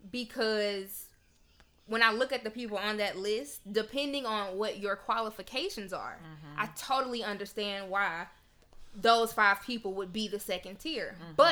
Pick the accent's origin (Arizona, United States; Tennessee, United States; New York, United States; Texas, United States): Tennessee, United States; Like, I'm uh, not from Nashville, but I'm from Tennessee.